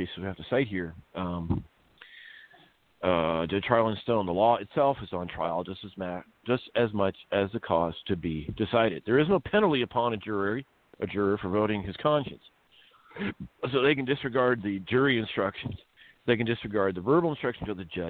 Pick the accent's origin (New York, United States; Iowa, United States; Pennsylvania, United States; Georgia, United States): Iowa, United States; moved away as an adult; also born or lived in Maryland; now in California, United States; I was raised in Iowa